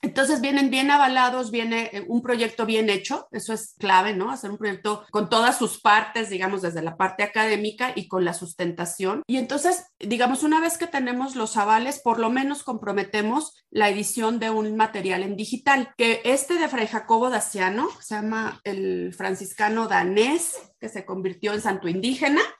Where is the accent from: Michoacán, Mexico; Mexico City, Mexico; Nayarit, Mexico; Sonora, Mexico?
Michoacán, Mexico; Morelia; soy originaria de Morelia, Michoacán. Acá he vivido pues, la mayor parte de, mi vida.